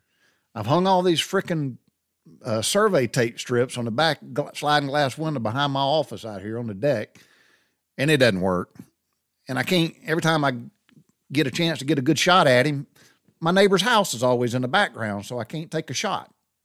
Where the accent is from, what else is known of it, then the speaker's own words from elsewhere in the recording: the South, United States; It's just trip down memory lane growing up in the South.